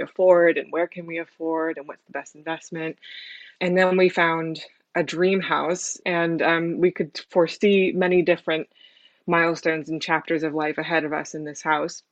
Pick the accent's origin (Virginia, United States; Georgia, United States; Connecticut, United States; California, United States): California, United States; San Francisco; moved away as an adult; now in London, United Kingdom; I am originally from San Francisco in the States, uh, but I moved to London about five years ago